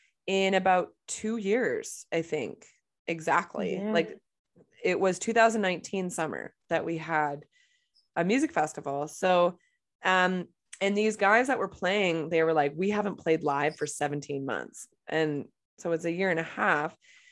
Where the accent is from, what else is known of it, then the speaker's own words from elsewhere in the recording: Boston, Massachusetts, United States; To New York City, and I'm from Boston.